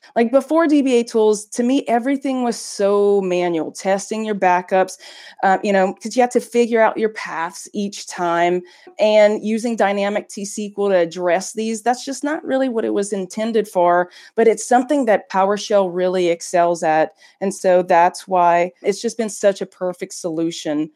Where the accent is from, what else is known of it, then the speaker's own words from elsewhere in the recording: United States; now in Belgium; I'm an American working in Belgium